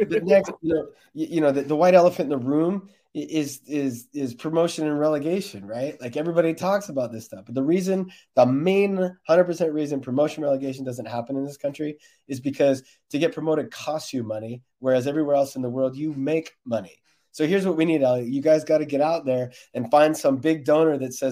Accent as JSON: {"language": "English", "country": "United States", "said": "I'm also American"}